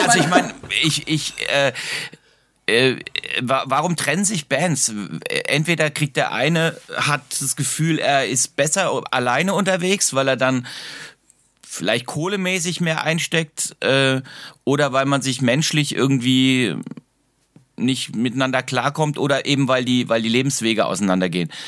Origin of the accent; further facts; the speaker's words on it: Darmstadt, Hesse, Germany; moved away as an adult; also born or lived in Heidelberg; now in Weinheim, Germany; Ich bin in Darmstadt aufgewachsen